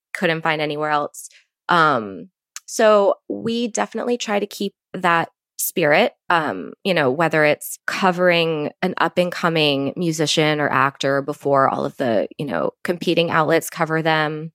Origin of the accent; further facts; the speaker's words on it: Virginia Beach, Virginia, United States; Growing up in Virginia Beach